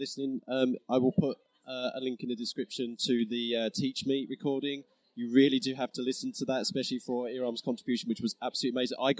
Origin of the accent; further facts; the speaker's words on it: Harlow, East of England, United Kingdom; So, Katie from Oxford University Press, you're from my hometown of Harlow.